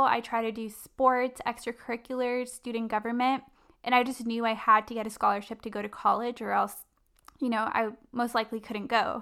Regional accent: La Palma, California, United States; I was raised in Orange County in a city called La Palma

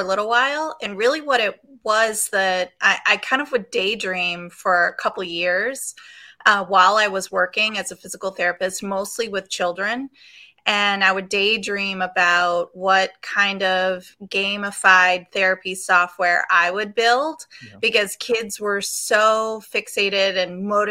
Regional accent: Chagrin Falls, Ohio, United States; I'm born and raised in Cleveland, Ohio, really a suburb. Chagrin Falls is where I'm from. Lived here my whole life

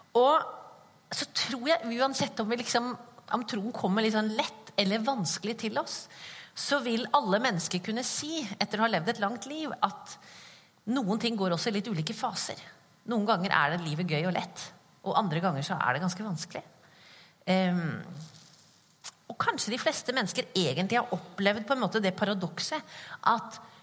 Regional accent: Skien, Vestfold og Telemark, Norway; accent: Skien dialect; now in Kristiansand, Norway; Jeg kommer fra Skien. Dere, dialekten min kommer fra Skien

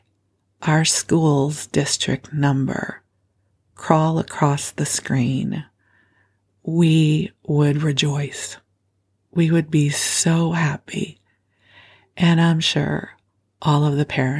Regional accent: Skokie, Illinois, United States; moved away as an adult; also born or lived in Los Angeles, California; now in Bay Area, United States; I grew up in Chicago, in Skokie actually, but the Chicago area

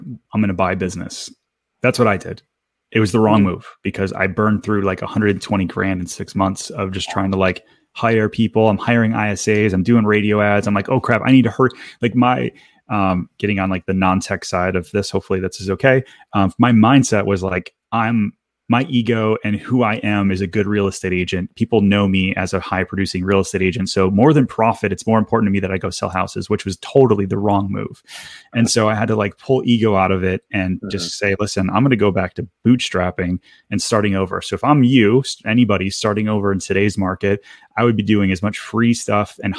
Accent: Detroit, Michigan, United States; moved away as an adult

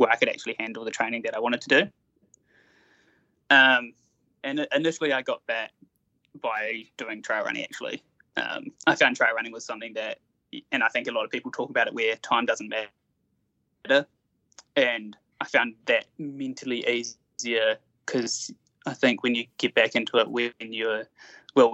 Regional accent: Taranaki, New Zealand; I grew up down in Taranaki

